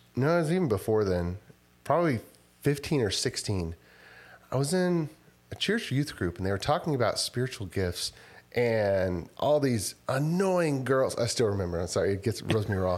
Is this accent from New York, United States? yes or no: no; Rosenberg, Texas, United States; also born or lived in Houston / College Station / Austin; now in Spicewood, United States; I, uh, kinda grew up r-, around west of Su-, southwest of Sugarland in Rosenberg, Texas